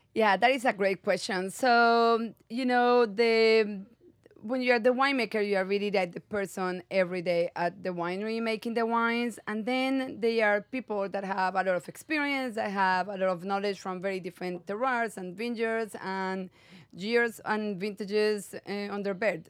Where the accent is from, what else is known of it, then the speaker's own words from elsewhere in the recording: Medellín, Antioquia, Colombia; moved away as an adult; also born or lived in South Africa; now in California, United States; I was born and raised in Medellin, Colombia